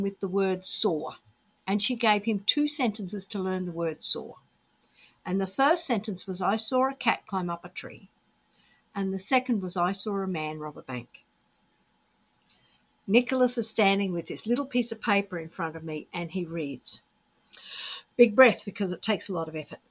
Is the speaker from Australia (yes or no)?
yes; Australia; moved away as an adult; also born or lived in Oxford, United Kingdom; So we're Australian